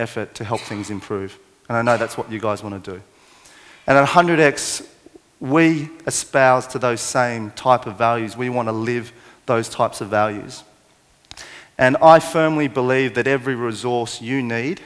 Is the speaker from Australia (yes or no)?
yes; Parramatta, New South Wales, Australia; born or raised there